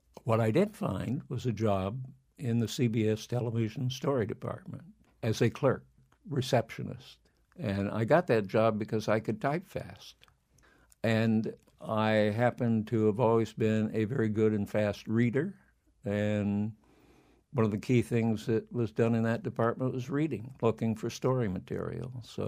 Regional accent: Flint, Michigan, United States; also born or lived in California; We moved away from California, and I wound up in Flint, Michigan, and went to high school there.

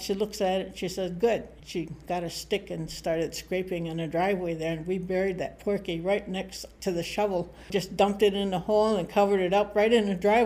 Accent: Charlevoix, Michigan, United States; I'm an Odawa from, we call it Wauganuxing, place of the Crooked Tree, Emmett County, Michigan.

